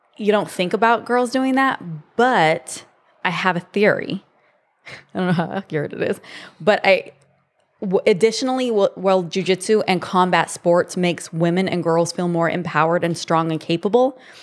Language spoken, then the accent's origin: English; Monrovia, California, United States; also born or lived in San Jose, California / Arizona; I grew up in a small town in L A. um, called Monrovia, and it's just east of Pasadena